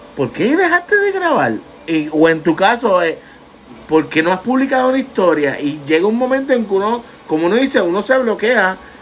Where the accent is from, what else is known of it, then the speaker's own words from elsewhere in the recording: Vega Baja, Puerto Rico; Yo soy de Vega Baja, natural de la playa